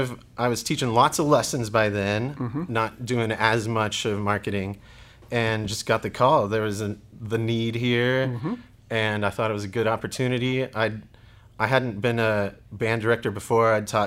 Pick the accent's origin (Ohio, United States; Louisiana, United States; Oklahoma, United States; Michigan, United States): Oklahoma, United States; also born or lived in Texas; I was born in Oklahoma City. Moved back and forth between Texas and Oklahoma. Mm-hmm. So I've always been around this area. Mm-hmm. Went to high school in Eufaula, small town.